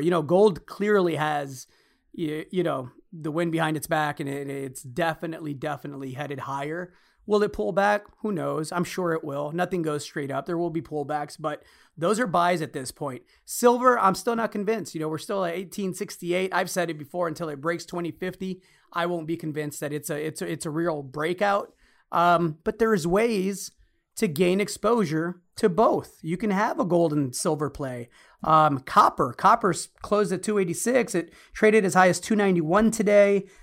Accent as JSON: {"language": "English", "town": "Los Angeles", "region": "California", "country": "United States", "tie": "born or raised there", "said": "I'm Mexican-American. Everybody knows the story. Both my parents born in Mexico. Uh, mom was five months pregnant when she came here. I was born in Los Angeles"}